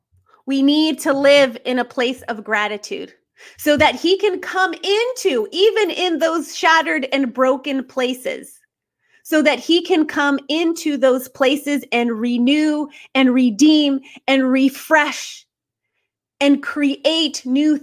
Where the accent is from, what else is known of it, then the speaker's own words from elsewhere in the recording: California, United States; now in North Carolina, United States; we were married for many years and we moved to North Carolina. We're from California.